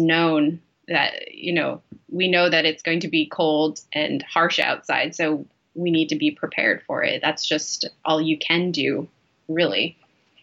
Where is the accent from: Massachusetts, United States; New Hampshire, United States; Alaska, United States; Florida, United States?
Alaska, United States; Utqiagvik; I'm an Alaska Native Inupiaq woman born and raised in Barrow, Alaska